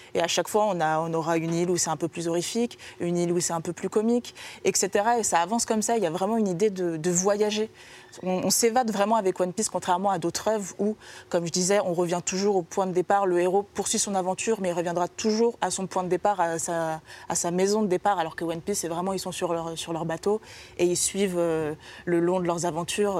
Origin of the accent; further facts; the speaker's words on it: France; chez nous en France